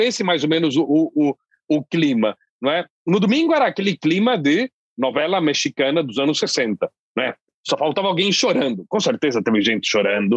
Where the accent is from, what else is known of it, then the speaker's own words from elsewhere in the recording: Londrina, Paraná, Brazil; da minha terra, Londrina